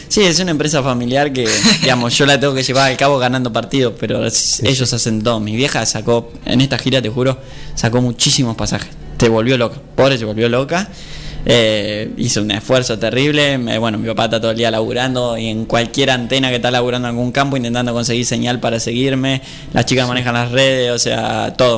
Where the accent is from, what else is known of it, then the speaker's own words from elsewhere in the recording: Argentina; somos argentinos